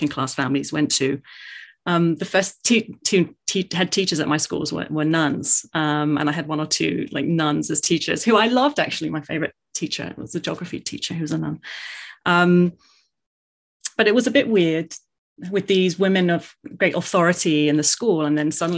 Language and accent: English; London, United Kingdom; I was born in South London, in Greenwich in South London, Irish immigrant parents. And that's where I grew up